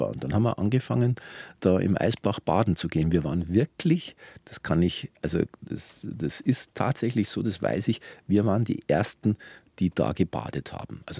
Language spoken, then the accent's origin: German; Bavaria, Germany; Wir waren, wir sind aufgewachsen alle in der Veterinärkönigin oder Kalberstraße.